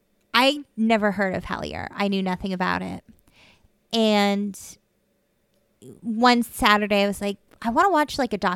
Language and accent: English; Massachusetts, United States; I'm from Massachusetts.